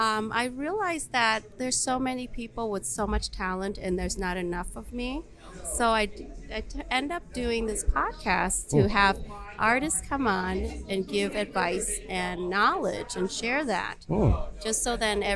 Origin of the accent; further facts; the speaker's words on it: Vietnam; born there; also born or lived in Minnesota; I was born in Vietnam.